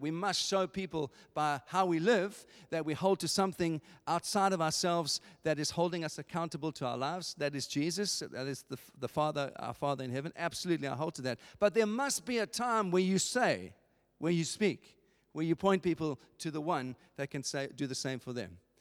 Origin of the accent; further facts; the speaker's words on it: England, United Kingdom; as English people